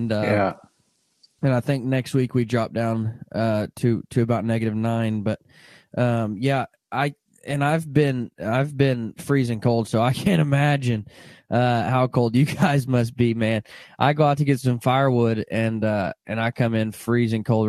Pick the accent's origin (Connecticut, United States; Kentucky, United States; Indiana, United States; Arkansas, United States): Arkansas, United States; I grew up born and raised in Arkansas